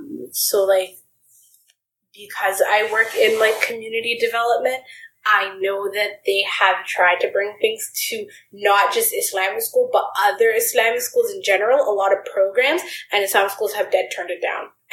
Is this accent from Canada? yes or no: yes; Ottawa, Ontario, Canada; we're from Ottawa, Canada.